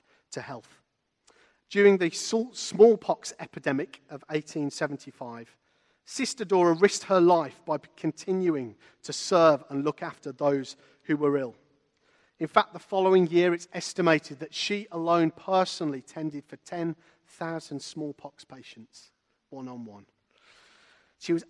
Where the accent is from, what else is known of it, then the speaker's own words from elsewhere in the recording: Walsall, West Midlands, United Kingdom; I grew up in a town called Walsall, which is north of Birmingham, not in Poland.